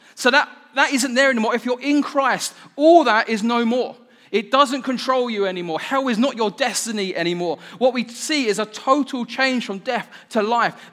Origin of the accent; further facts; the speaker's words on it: United Kingdom; I'm so British